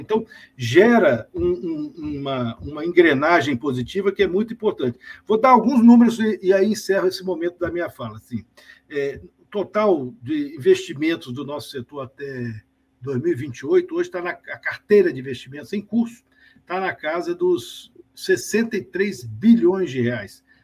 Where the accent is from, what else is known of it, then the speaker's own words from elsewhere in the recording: Espírito Santo, Brazil; Eu sou do Espírito Santo